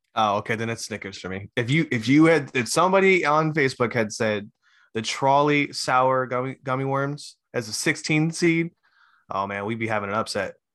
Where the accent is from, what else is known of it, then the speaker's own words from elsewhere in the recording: Hawaii, United States; I'm Hawaiian